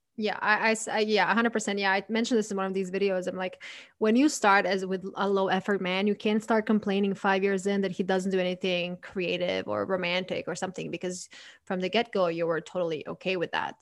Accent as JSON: {"language": "English", "country": "Croatia", "moved": "yes", "lives_now": "United States", "said": "I'm from Croatia"}